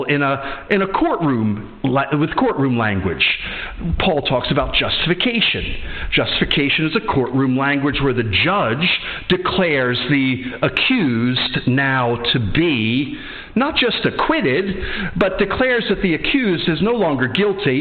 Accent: Atlantic City, New Jersey, United States; now in Edinburgh, United Kingdom; I am from the United States, so I happen to have now two passports. I'm American and I'm British.

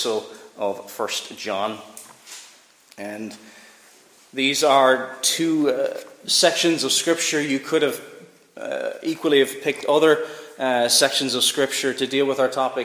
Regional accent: Cork, Munster, Ireland; now in Northern Ireland, United Kingdom; I grew up in Cork, so we didn't know much about the royal family

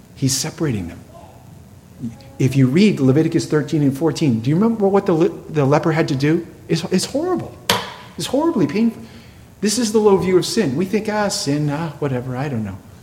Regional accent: New England, United States; I grew up in New England

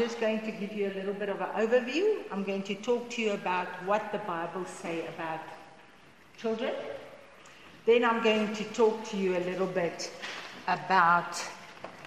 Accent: South Africa; first language Afrikaans; English is a second language; English is my second language, because I'm only I'm a Boerkie, I'm Afrikaans

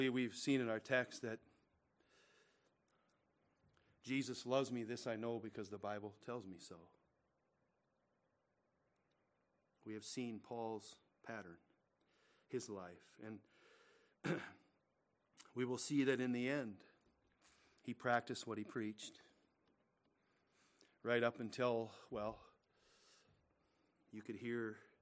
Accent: United States; we pray as American Christians

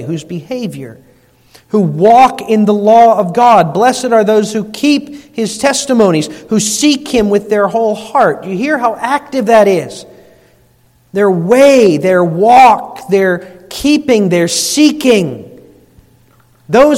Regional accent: United States; we're Dutch or because we're American

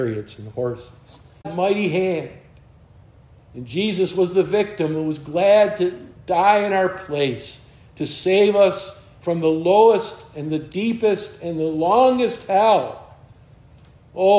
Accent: United States; I'm an American.

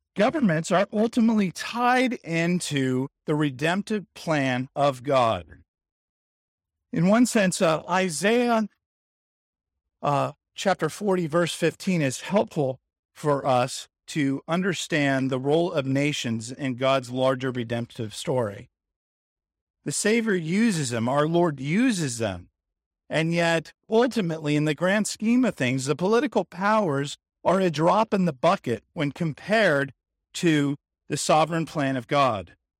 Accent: San Diego, California, United States; growing up in San Diego in the eighties

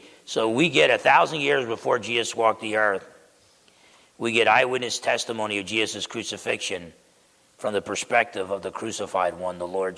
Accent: New Jersey, United States; I grew up in New Jersey

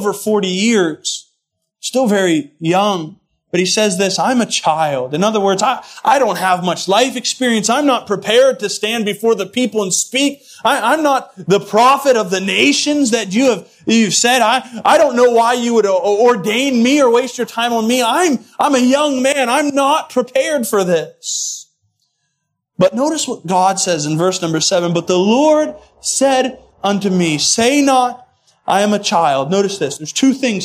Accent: United States; I'm an American, so I'm a mutt

